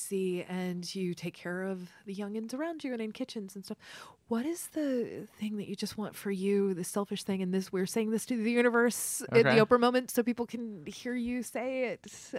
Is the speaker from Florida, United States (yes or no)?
no; Kentucky, United States; so I grew up in Kentucky, but not a y'all part of Kentucky.